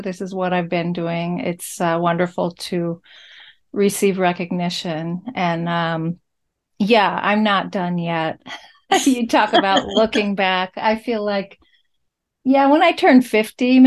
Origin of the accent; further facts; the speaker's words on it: College Station, Texas, United States; I grew up in Bryan, College Station, Texas, where Texas A&M University is.